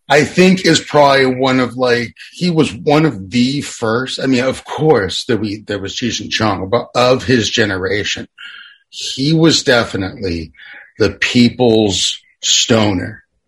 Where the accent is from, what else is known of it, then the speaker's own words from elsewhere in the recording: Boston, Massachusetts, United States; being a Bostonian